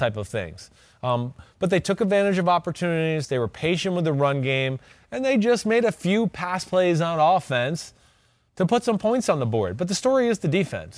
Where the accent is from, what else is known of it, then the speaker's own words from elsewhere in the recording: New Jersey, United States; I'm from New Jersey, like, every other kid goes to Boston College from New Jersey